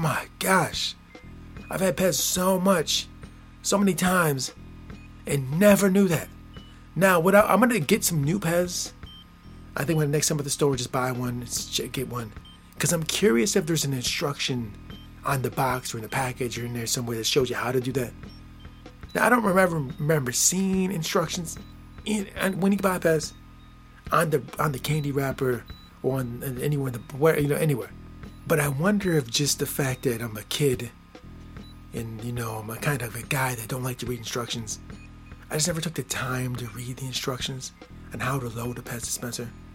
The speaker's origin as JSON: {"language": "English", "country": "United States", "tie": "born or raised there", "said": "I'm born and raised in America."}